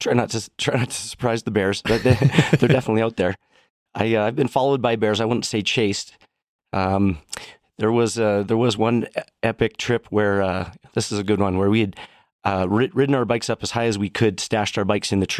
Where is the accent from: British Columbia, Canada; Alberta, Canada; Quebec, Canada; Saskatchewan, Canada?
Alberta, Canada; Sylvan Lake; Yeah, so I grew up in Sylvan Lake in Red Deer, Alberta.